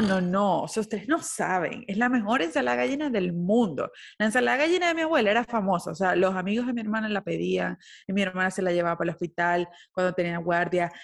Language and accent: Spanish; Maracaibo, Zulia, Venezuela; moved away; uno como venezolano